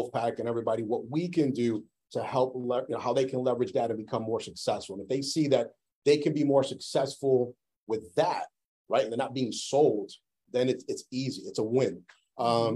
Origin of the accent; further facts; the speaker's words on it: New York, United States; now in Massachusetts, United States; I grew up in New York